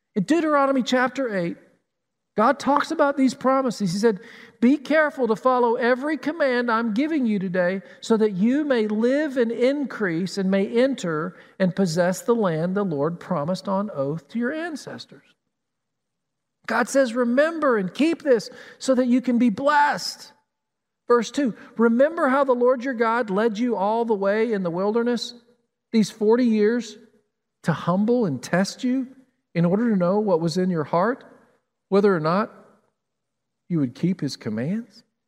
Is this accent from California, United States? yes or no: no; Tennessee, United States; now in Columbus, United States; Growing up in Tennessee, we had mountains, unlike Flat Columbus